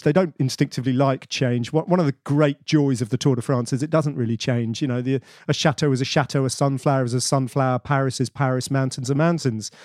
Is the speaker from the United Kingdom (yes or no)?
yes; Bedford, East of England, United Kingdom; I grew up in Bedford, which is in the middle of nowhere, but provincial England.